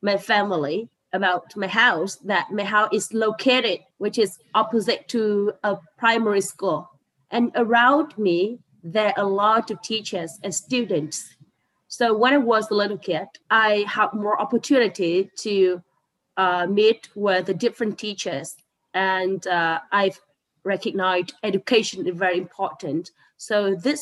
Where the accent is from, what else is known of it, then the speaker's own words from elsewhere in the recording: Northern Vietnam, Vietnam; I was born in a very poor village located in remote area in the north of Vietnam